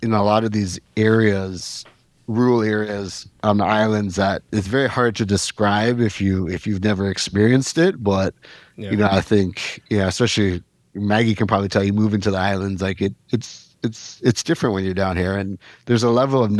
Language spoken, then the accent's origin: English; Canada; now in Jamaica; growing up in Canada